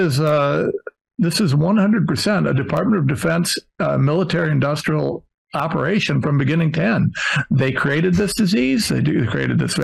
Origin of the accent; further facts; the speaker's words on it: Ohio, United States; I'm nobody from Ohio